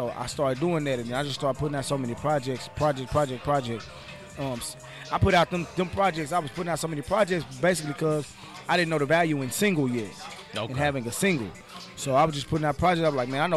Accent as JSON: {"language": "English", "town": "Dallas", "region": "Texas", "country": "United States", "said": "I'm from Dallas, Texas, the Lone Star, Texas, Dallas, Texas, Triple D, Texas"}